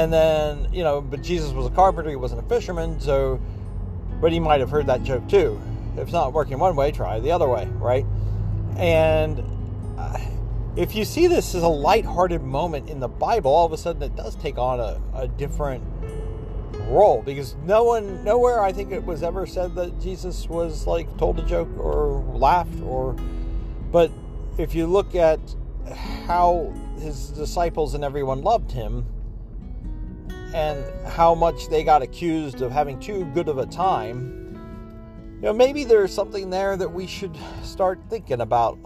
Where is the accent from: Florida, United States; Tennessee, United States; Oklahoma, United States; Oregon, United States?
Tennessee, United States; Oak Ridge; my hometown, I think, of Oak Ridge